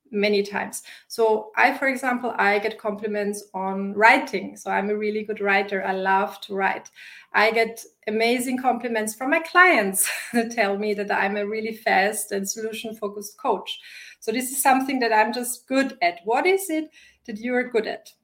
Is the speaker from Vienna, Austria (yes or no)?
yes; Vienna, Austria; English is a second language; also born or lived in Wisconsin; I live in Vienna. This is my home base, it's my hometown